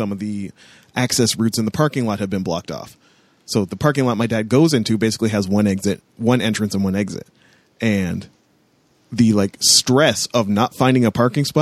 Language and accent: English; a border town near Detroit, Ontario, Canada; moved away; I grew up in a border town